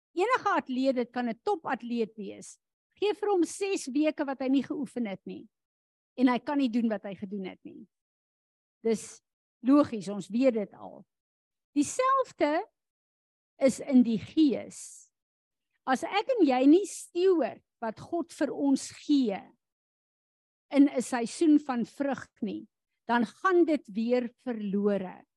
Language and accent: Afrikaans; South Africa; as Afrikaners in hierdie land